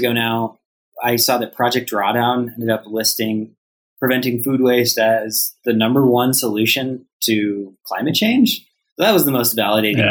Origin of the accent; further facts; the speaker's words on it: Colorado, United States; growing up in Colorado